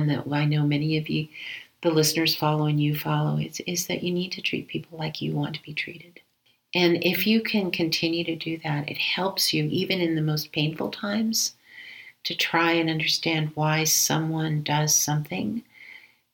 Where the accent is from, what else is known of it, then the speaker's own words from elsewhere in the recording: Denver, Colorado, United States; also born or lived in Aurora, Colorado; here in my hometown in Denver